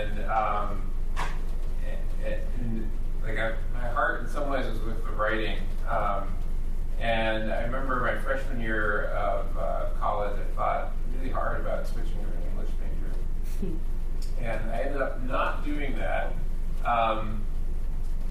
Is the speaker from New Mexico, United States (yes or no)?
no; Clio, Michigan, United States; I grew up in Michigan in a little town called Clio, spelled C-L-I-O